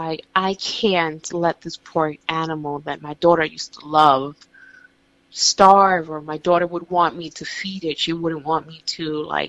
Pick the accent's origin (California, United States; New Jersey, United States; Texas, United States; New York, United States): New York, United States; as a New Yorker